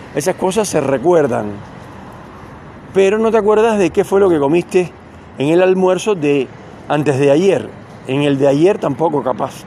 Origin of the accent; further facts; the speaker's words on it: Cuba; now in Neuquén, Argentina; yo nací en Cuba